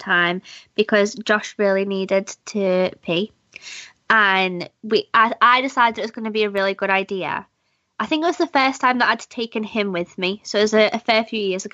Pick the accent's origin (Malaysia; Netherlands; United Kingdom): United Kingdom; Liverpool, North West England; we're Scouse.